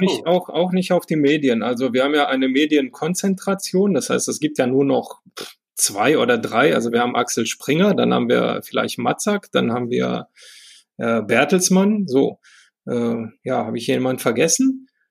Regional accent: Romania; now in Germany; ich komme ja selber aus dem Osten, ja, ich bin mit Ceausescu groß geworden

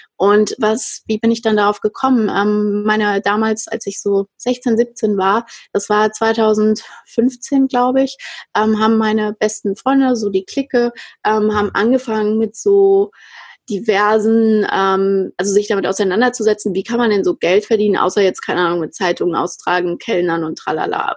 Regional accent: Frankfurt, Hesse, Germany; Ich bin ja aus Frankfurt und in Frankfurt auch aufgewachsen

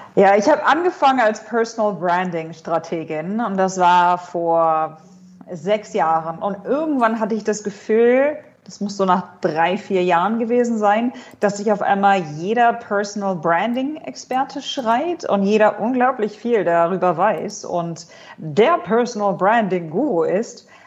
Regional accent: Hanover, Lower Saxony, Germany; moved away as an adult; now in Dubai, United Arab Emirates; Ich komme ursprünglich aus Hannover, habe an der Uni Hannover studiert

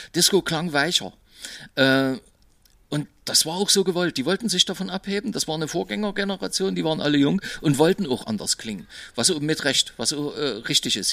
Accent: Berlin, Germany; bei uns im Osten in Berlin

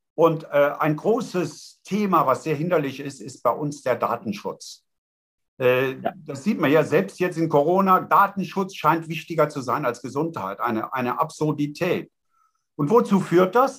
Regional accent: Eifel, Rhineland-Palatinate, Germany; Ich komme aus der Eifel, Festung Eifel

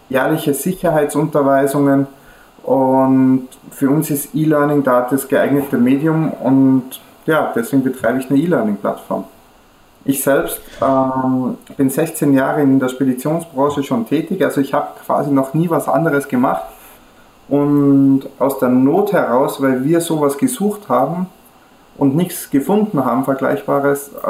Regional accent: Austria; Österreicher. Bin ich da, liege ich da richtig? Da liegst du vollkommen richtig. Also nicht nur gebürtiger, sondern also ich wohne noch auch in Österreich, also aber direkt an der deutschen Grenze. Also ich habe 500 Meter zur deutschen Grenze.

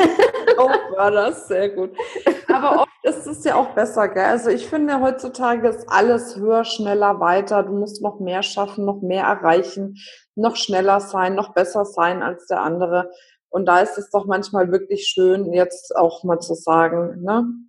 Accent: Franconia, Bavaria, Germany; ich bin Fränkin. Wir haben ständig Wörter, die wir benutzen, die es eigentlich gar nicht gibt

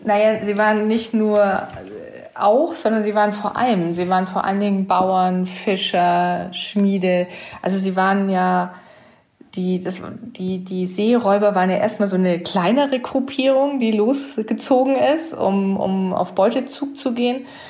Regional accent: Southern Germany, Germany; ich komme ja aus Süddeutschland

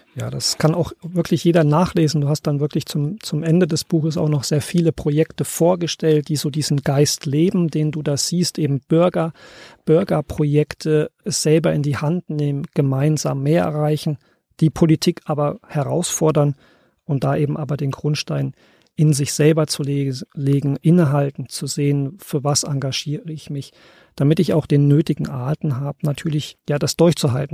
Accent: East Germany, Germany; ich bin selbst in der DDR groß geworden.

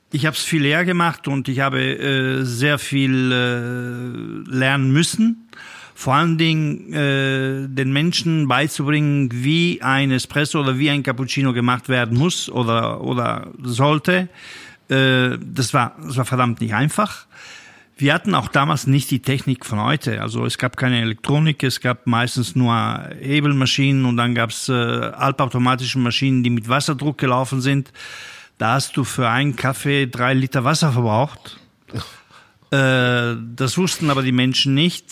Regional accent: Italy; bei uns in Italien

